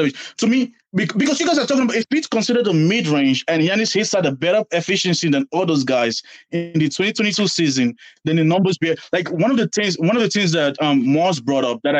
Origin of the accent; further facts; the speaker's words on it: Nigeria; now in Boston, United States; I'm a Bucks fan because I'm Nigerian